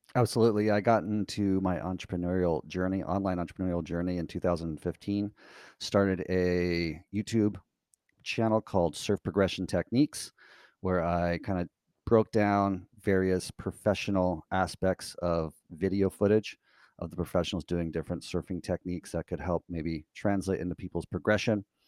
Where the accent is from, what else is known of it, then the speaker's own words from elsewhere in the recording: United States; as an American citizen